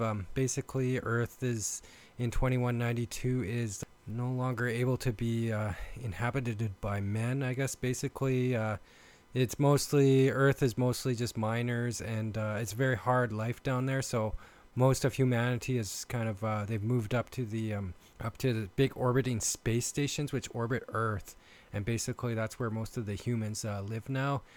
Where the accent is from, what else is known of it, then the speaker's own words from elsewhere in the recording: Canada; accent: Canadian; I am from Canada and I've been told I have a uh, Canadian accent